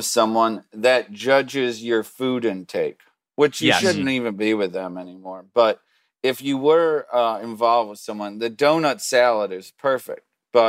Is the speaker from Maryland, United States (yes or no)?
yes; Lutherville, Maryland, United States; I grew up in Lutherville, just outside of Baltimore, about 15, 20